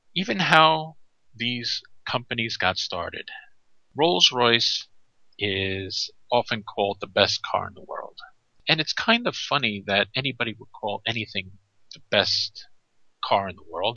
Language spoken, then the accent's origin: English; New York, United States; I'm from New York. I grew up there